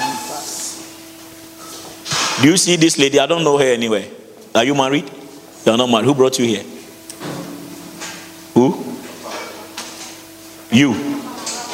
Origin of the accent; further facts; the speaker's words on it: Ghana; now in Accra, Ghana; You saw where I come from. You saw the place. You saw where they keep all the gods, the shrines, the stools, everywhere. In my hometown, you went.